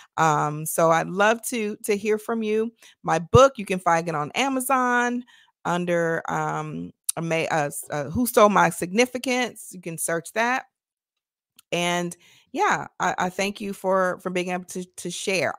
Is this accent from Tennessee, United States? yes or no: yes; Nashville, Tennessee, United States; moved away; I'm from Tennessee originally.